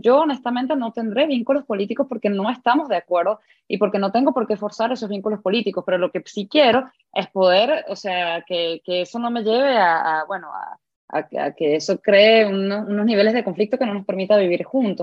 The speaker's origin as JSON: {"language": "Spanish", "country": "Venezuela", "said": "como ciudadana venezolana"}